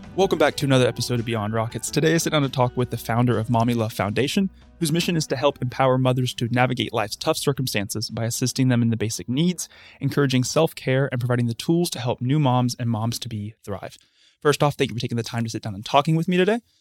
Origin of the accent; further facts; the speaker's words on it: Huntsville, Alabama, United States; I've grown up in Huntsville my entire life. Haven't left, went to school here myself too